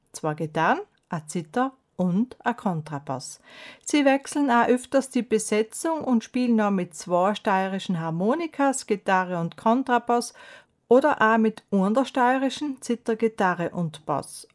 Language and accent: German; South Tyrol, Trentino-Alto Adige, Italy; bei uns in Südtirol